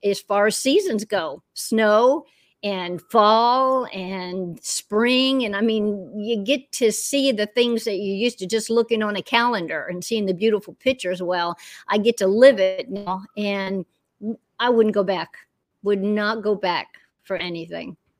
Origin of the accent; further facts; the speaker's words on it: Orlando, Florida, United States; moved away as an adult; also born or lived in Western North Carolina; now in North Carolina, United States; I'm a Florida girl through and through